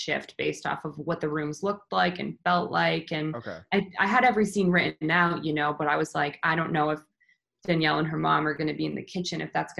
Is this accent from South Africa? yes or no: no; Canada; I'm Canadian